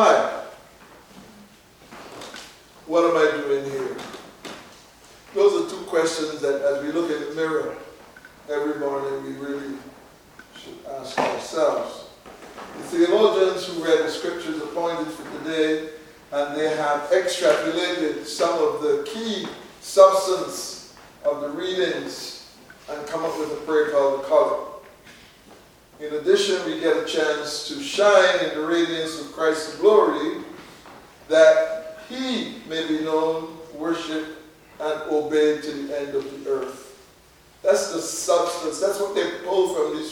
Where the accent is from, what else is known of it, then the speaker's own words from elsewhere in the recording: Barbados; When I grew up in Barbados